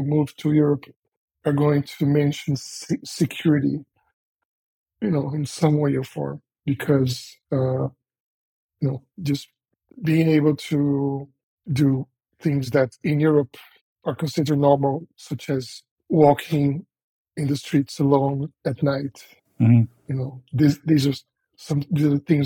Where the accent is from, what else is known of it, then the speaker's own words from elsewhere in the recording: Rio de Janeiro, Brazil; accent: Brazilian; English is a second language; moved away as an adult; also born or lived in São Paulo, Brazil; now in Germany; I was born in Rio